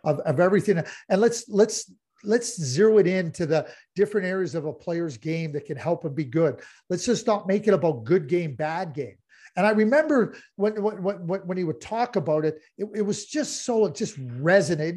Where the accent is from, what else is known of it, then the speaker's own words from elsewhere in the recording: Montreal, Quebec, Canada; I grew up in Montreal, and I grew up in a fantastic community